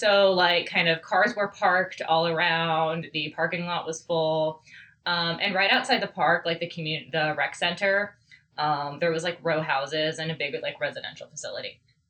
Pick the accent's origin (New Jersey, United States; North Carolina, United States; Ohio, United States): Ohio, United States; Beavercreek; also born or lived in Kettering, Ohio; the town I was born in. Mm-hmm. In Kettering, Ohio.